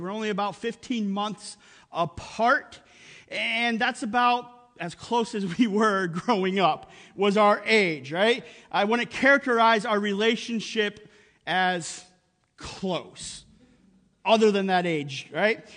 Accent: Upper Peninsula of Michigan, United States; moved away; we grew up in the Upper Peninsula of Michigan in the middle of nowhere

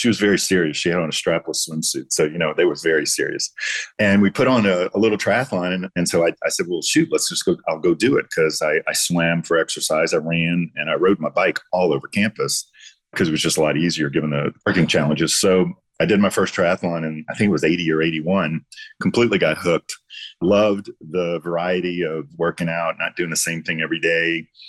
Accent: Harahan, Louisiana, United States; also born or lived in Lafitte, Louisiana; My hometown is Harahan, Louisiana. I spent a lot of time in Lafitte, Louisiana.

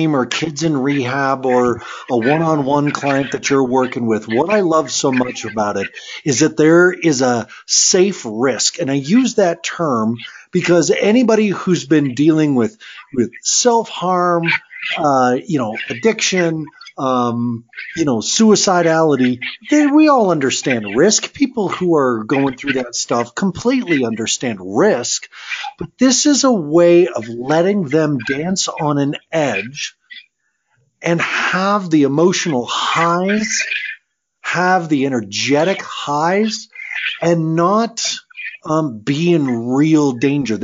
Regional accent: Colorado, United States; I was raised here in Colorado

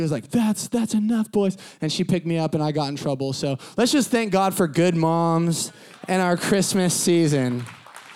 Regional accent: San Diego, California, United States; I grew up in Southern California, sunny Southern California, San Diego

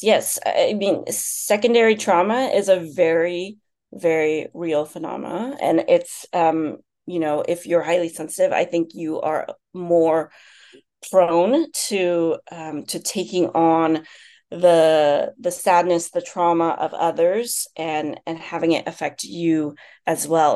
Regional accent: United States; also born or lived in China; I'm Chinese American, but China was still very much a foreign country for me

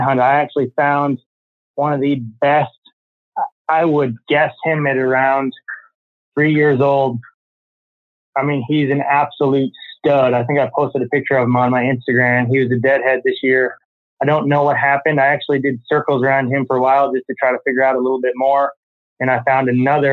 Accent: Iowa, United States; moved away as an adult; also born or lived in Colorado; I moved back to Iowa from Colorado last year

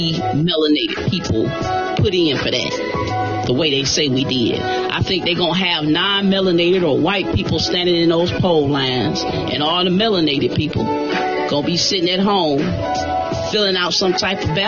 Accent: United States; I'm an American. You know what I'm saying? That's my bloodline, my heritage. I'm an American.

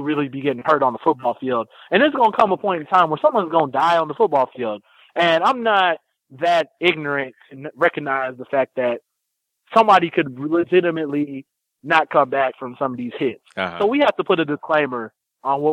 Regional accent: Lawton, Oklahoma, United States; also born or lived in Ohio; now in Oakland, United States; I was born in Oklahoma, in Lawton, Oklahoma in 1983

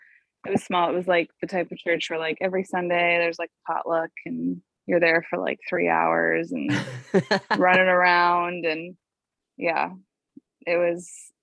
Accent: River Falls, Wisconsin, United States; I grew up, I mean, yeah, in Wisconsin, River Falls, Wisconsin, a small town, kind of in the Minnesota area where it's sure. really close to Minnesota

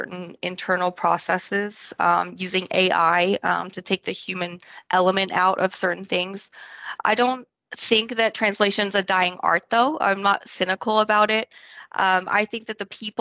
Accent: France; also born or lived in Scotland; now in Austin, United States; I was born in Scotland and I grew up in France. And now I'm based in Austin, Texas.

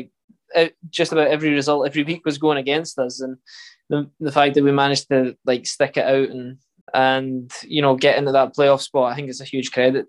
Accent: Scotland, United Kingdom

